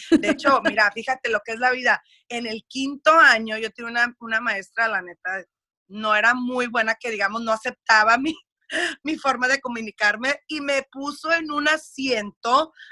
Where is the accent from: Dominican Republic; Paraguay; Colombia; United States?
United States; accent: Mexican; porque sí tengo un acento como que bien mexicano, que yo crecí, viví todo en México y no, yo toda la vida me crié en los Estados Unidos